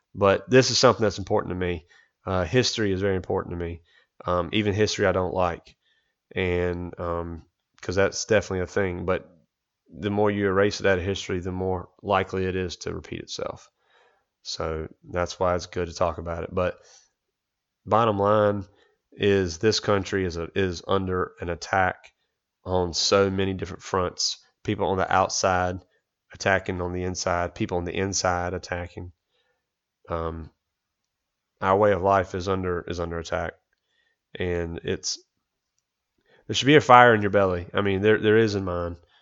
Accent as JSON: {"language": "English", "country": "United States", "said": "as much as I love being an American"}